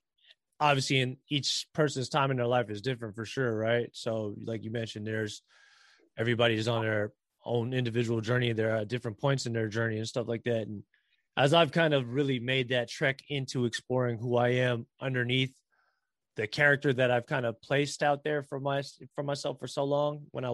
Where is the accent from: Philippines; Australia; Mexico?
Philippines; again, not to generalize here, but this is just the kind of common characteristic traits that we have as Filipino people.